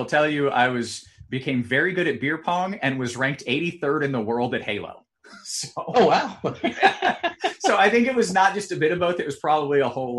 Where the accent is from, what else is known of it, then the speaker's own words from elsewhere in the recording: Tampa, Florida, United States; moved away; I grew up in Tampa, which is a normal city.